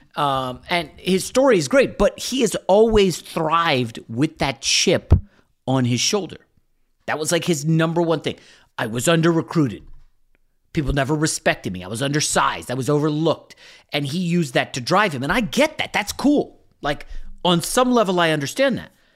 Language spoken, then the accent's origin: English; Northern Virginia, United States; we grew up in Northern Virginia